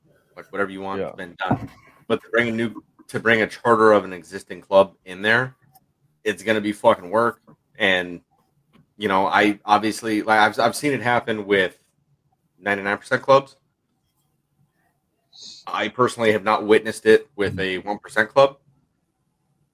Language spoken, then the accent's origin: English; Southern California, United States; moved away; I come from Southern California